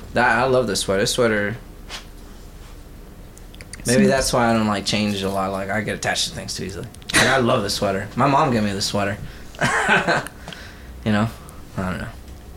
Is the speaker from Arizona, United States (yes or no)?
no; Texas, United States; And I'm from Texas, so, and, you know, and I'm Tex-Mex, I guess